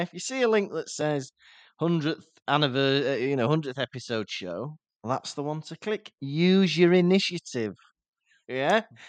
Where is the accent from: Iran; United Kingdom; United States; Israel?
United Kingdom; England; We're English, we say lovely jubbly